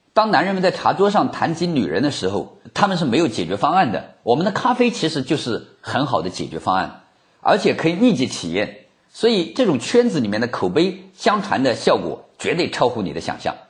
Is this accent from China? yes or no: yes; China; 我们中国人都比较好面子